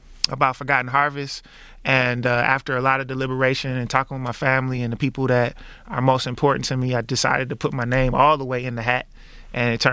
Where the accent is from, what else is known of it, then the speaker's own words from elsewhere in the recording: Detroit, Michigan, United States; I'm born and raised in Detroit